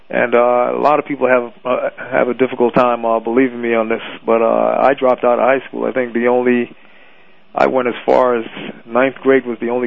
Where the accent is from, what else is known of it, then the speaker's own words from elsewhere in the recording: London, United Kingdom; born there; also born or lived in Caribbean / New York City; Uh, born in London. Uh, I grew up in the Caribbean a little bit.